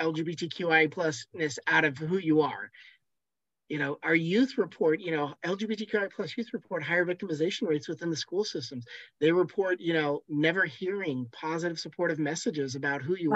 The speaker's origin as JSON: {"language": "English", "region": "Washington", "country": "United States", "tie": "born or raised there", "said": "I grew up in the Mary Kay Letourneau situations here in Washington State"}